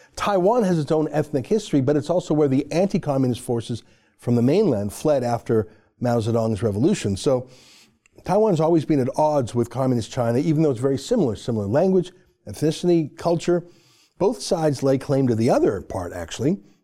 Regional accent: Canada

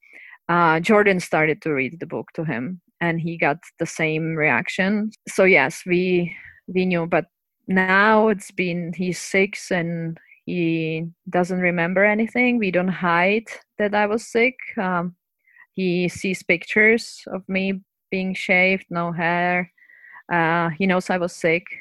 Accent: Prague, Czechia; moved away; so I'm from Czech Republic, from Prague

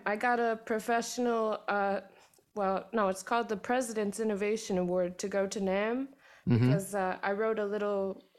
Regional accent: Miami, Florida, United States; also born or lived in Cleveland, Ohio; So we moved to Miami in 2000 from Cleveland, where I was born. And yeah, we just lived in Miami the longest of anywhere.

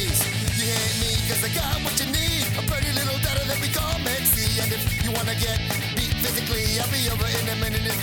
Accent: United States; I'm an American

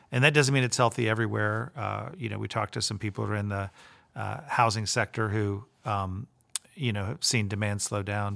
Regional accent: Tampa, Florida, United States; moved away as an adult; I grew up in Tampa. I went to public school there

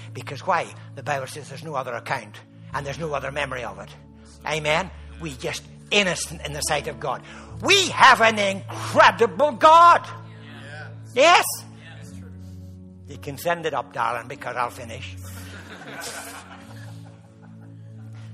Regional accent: Ireland; I'm Irish

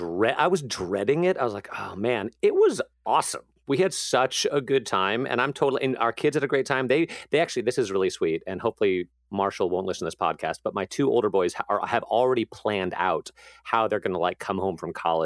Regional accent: Amsterdam, North Holland, Netherlands; born there; I was born in Amsterdam. It's Dutch.

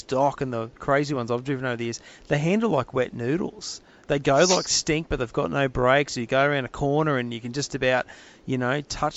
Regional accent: Adelaide, South Australia, Australia; when I was a kid, I grew up in Glenelg and Adelaide in the late 70s, early 80s.

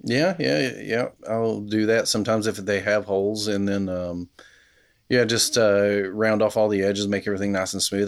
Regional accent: Kentucky, United States; now in Knoxville, United States; Appalachian kid growing up in Nowheresville, Kentucky

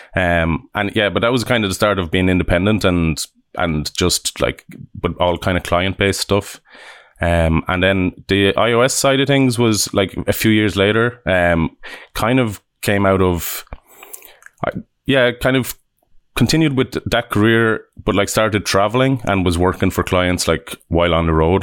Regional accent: Limerick, Munster, Ireland; also born or lived in Dublin; now in Vancouver, Canada; I'm from Ireland. I was born in Dublin and, uh, yeah, we grew up in, in Limerick on the other side of I, Ireland.

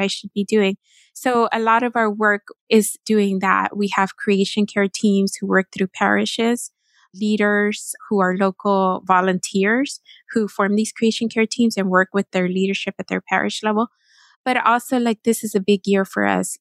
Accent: Texas, United States; moved away as an adult; now in Washington, D.C., United States; I am from Texas and lived in D C for more than a decade now

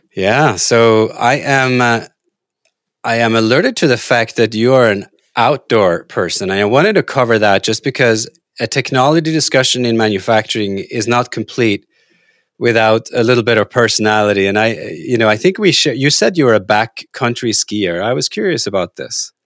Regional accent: Norway; moved away; I grew up in Norway

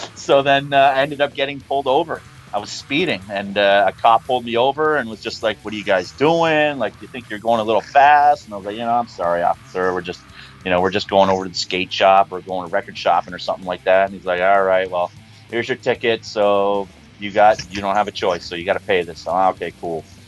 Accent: Niagara Falls, New York, United States; Niagara Falls.

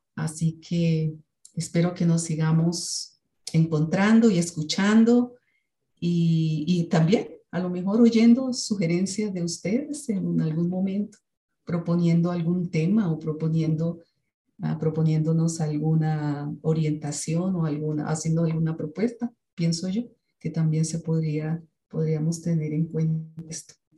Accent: Colombia; now in Bogotá, Colombia; vengo de Colombia. Eh, vivo en una ciudad que se llama Bogotá, la capital del país, aunque no soy de, ese lugar.

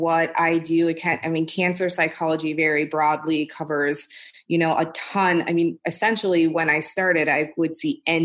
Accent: Milwaukee, Wisconsin, United States; moved away as an adult; also born or lived in Topeka, Kansas / St. Louis; I was born and raised in Milwaukee, Wisconsin

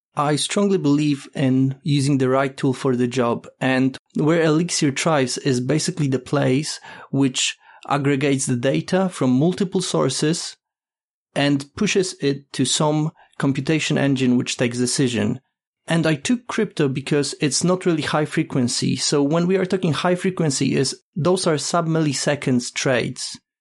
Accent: Poland; now in United Kingdom; currently living in UK, but originally I'm from Poland

